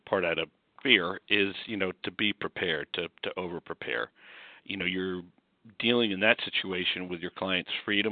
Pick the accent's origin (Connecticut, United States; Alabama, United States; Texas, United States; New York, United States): New York, United States; Scarsdale; moved away as an adult; also born or lived in Notre Dame, Indiana; now in Washington, D.C., United States; I came from Scarsdale, New York, to Notre Dame undergrad